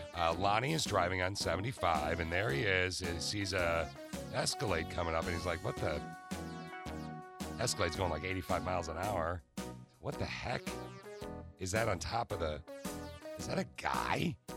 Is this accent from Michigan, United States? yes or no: yes; Lansing, Michigan, United States; All right, so I was born and raised in the Lansing area.